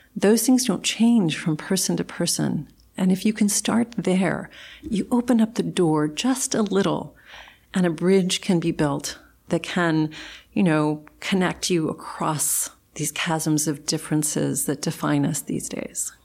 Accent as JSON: {"language": "English", "region": "South Texas", "country": "United States", "tie": "born or raised there", "moved": "yes", "said": "growing up in South Texas in a small community"}